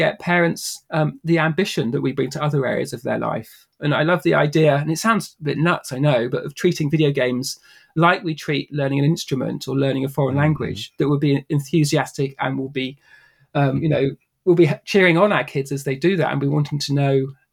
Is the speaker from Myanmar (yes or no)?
no; near the New Forest, South East England, United Kingdom; I grew up in the UK near the New Forest, which is kind of like southwest. That's sort of 2 hours out of London.